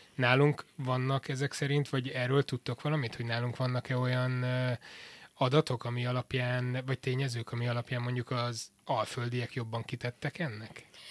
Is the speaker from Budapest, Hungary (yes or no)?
no; Miskolc, Borsod-Abaúj-Zemplén, Hungary; born or raised there; also born or lived in Debrecen, Hungary / Portugal